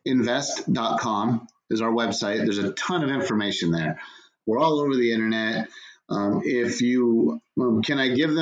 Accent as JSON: {"language": "English", "region": "California", "country": "United States", "said": "I'm from California. That's a no-brainer. West Coast."}